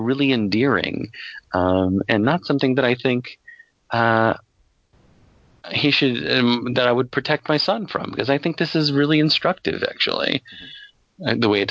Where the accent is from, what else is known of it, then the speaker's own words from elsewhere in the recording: Colorado, United States; I was growing up in Colorado